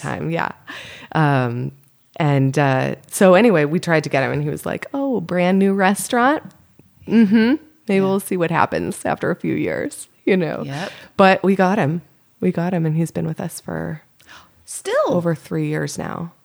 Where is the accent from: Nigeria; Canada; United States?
United States; Windsor, Connecticut; moved away as an adult; also born or lived in Massachusetts / Boston / Louisville, Kentucky; now in California, United States; I grew up in Connecticut, oh, and I went to school in Massachusetts to okay. college, and then moved to Boston afterwards. So I moved to California from Boston